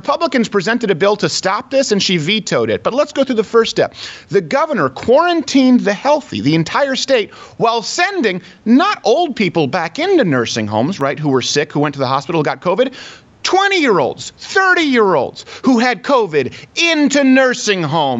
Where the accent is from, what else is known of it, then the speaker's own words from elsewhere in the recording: Detroit, Michigan, United States; moved away; I'm from Michigan. I was born in Detroit. I lived there for years. We only recently moved away from Michigan.